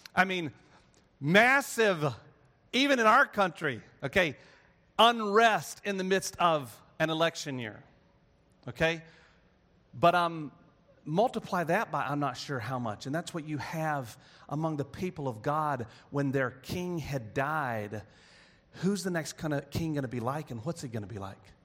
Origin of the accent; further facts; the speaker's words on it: North Carolina, United States; I grew up in North Carolina